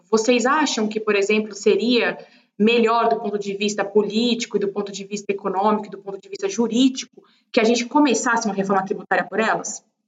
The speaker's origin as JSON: {"language": "Portuguese", "country": "Brazil", "said": "como brasileira"}